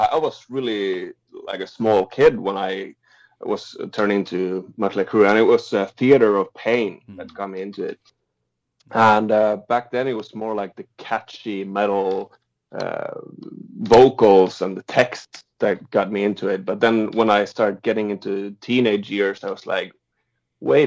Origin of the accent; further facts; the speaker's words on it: Finland; moved away; I grew up in Finland